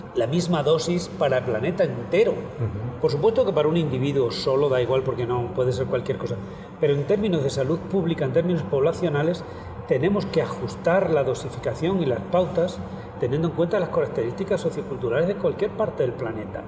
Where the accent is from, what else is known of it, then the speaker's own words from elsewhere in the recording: Extremadura, Spain; also born or lived in Stockholm, Sweden / Los Angeles, United States; decidí volver, volver a mi tierra, Extremadura